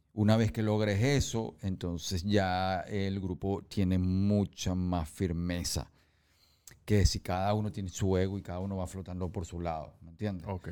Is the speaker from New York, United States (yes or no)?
yes; New York, United States; moved away; also born or lived in San Francisco, United States / Venezuela; cuando yo crecí en Nueva York, em, de niño me montaba en los ascensores